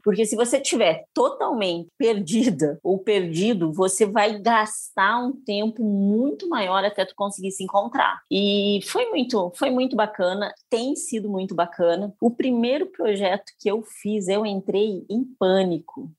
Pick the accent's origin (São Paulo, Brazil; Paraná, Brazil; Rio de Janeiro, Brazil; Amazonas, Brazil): Paraná, Brazil; moved away as an adult; also born or lived in Porto Alegre, Rio Grande do Sul; now in Luís Eduardo Magalhães, Brazil; Eu nasci no Paraná